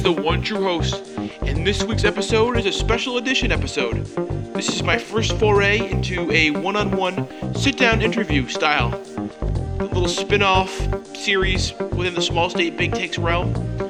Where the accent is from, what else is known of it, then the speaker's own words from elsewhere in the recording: New England, United States; I'm in from New England, and we say a lot of things. We drop the R a lot